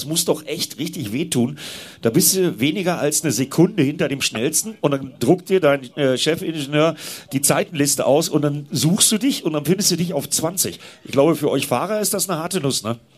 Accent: Northern Germany, Germany; Ja, gut, ich komme aus Norddeutschland

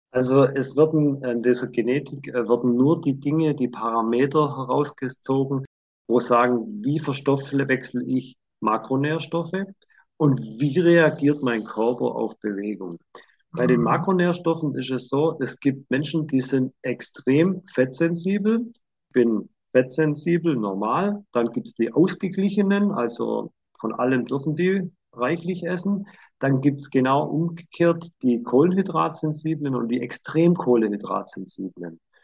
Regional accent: Swabia, Germany; ich bin halt Schwabe

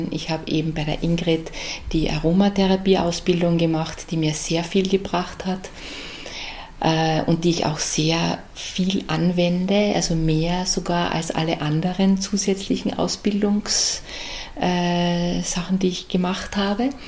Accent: Carinthia, Austria; moved away as an adult; now in Graz, Austria; Als Wahlärztin bin ich als Kärntnerin nach Graz gekommen

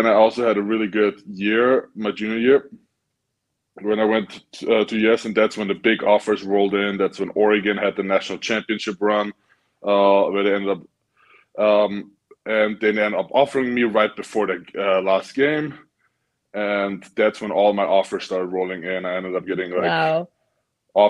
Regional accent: Vienna, Austria; even though I was from Vienna

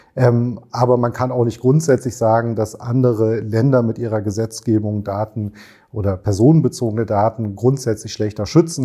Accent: Germany; bei uns in Deutschland

